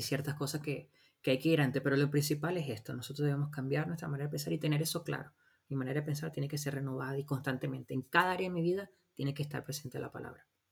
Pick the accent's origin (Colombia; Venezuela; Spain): Venezuela; moved away as an adult; nosotros nacimos y vivimos en Venezuela, nos casamos en Venezuela